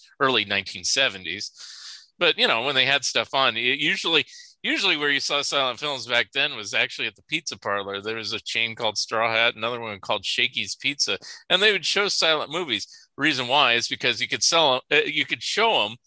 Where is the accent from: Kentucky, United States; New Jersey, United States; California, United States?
California, United States; Saratoga; moved away; also born or lived in San Jose, California / San Francisco, California; I did grow up in Saratoga.